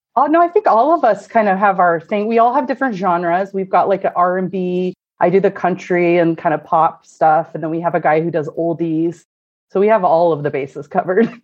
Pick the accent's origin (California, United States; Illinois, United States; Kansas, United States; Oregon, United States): Oregon, United States; Corvallis; moved away as an adult; now in Portland, United States; I'm actually from what we call the Valley, which is uh, Corvallis, so uh, where Oregon State University is. So mm-hmm. I was born and raised there